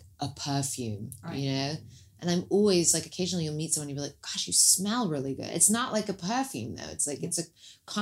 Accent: London, United Kingdom; I was born in Queen Charlotte's Hospital

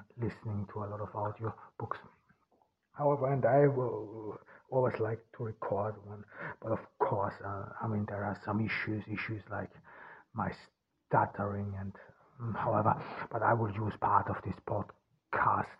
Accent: Ordu, Turkey; here in Turkey on this cloudy July day in Ordu in my hometown

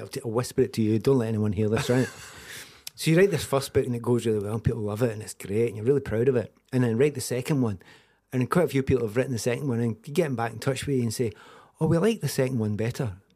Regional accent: Scotland, United Kingdom; also born or lived in Kildare, Ireland (family ancestry); I'm second generation Scottish

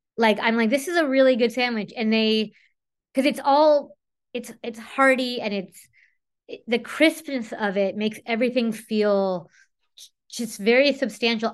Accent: Whittier, California, United States; I grew up in Whittier

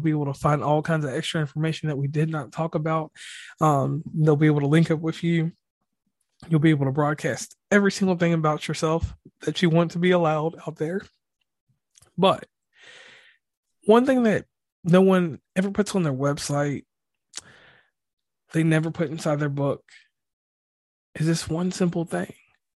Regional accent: West Virginia, United States; So once again … from West Virginia and Commonplace.

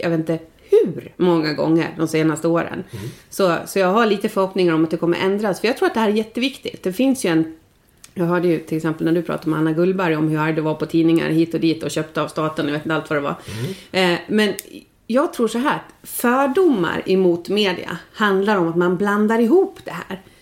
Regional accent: outside Stockholm, Stockholm County, Sweden; moved away as an adult; also born or lived in Leksand, Sweden; now in Insjön, Sweden; jag är ju född och uppvuxen utanför Stockholm

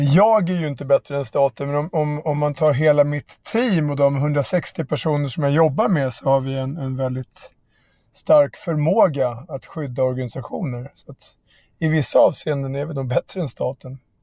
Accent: Järfälla, Stockholm County, Sweden; mina kompisar i Barkaby där jag växte upp

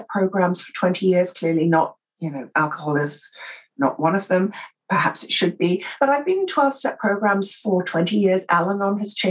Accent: England, United Kingdom; accent: received pronunciation; I'm English and I speak, you know, received pronunciation

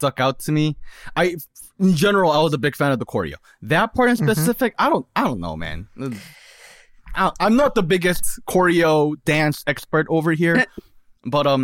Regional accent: South Korea; English is a second language; moved away; I'm kind of like an immigrant. I'm from Korea. English is my second language

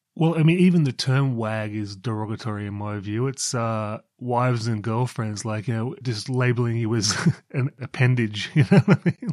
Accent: Newcastle, New South Wales, Australia; I grew up in Newcastle

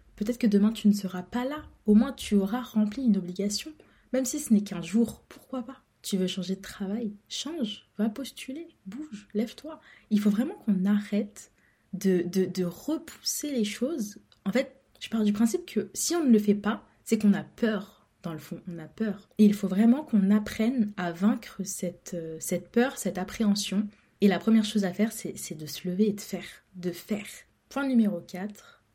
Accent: France; je suis née en France, j'ai grandi en France, j'ai tout fait en France.

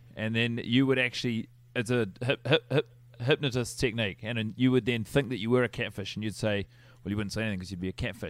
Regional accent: Wellington, New Zealand; born there; I was born in Wellington, actually.

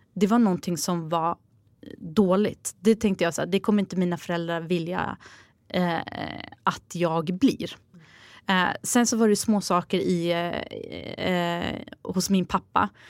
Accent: Sweden; jag är född här i Sverige

